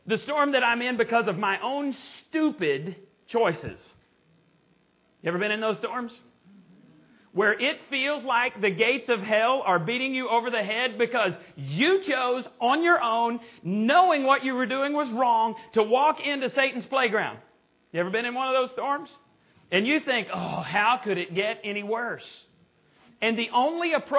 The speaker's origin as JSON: {"language": "English", "town": "Borger", "region": "Texas", "country": "United States", "tie": "born or raised there", "said": "my hometown of Borger, Texas."}